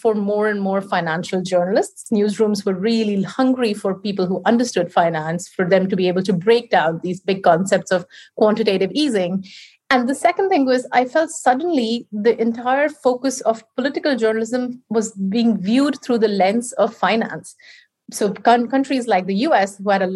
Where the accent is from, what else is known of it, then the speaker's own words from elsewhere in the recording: India; English is a second language; moved away as an adult; now in United Kingdom; I was brought up in India. That's where I was raised.